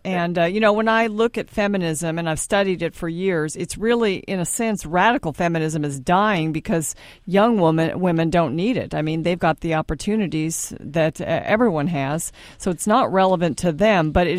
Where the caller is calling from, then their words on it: Dallas, Texas, United States; since we are broadcasting from Dallas, Texas